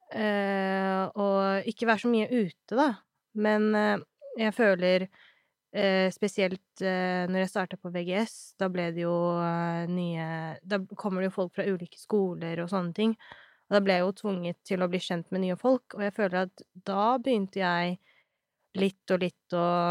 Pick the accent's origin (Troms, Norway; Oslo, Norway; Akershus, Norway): Oslo, Norway; jeg er født og oppvokst her i Oslo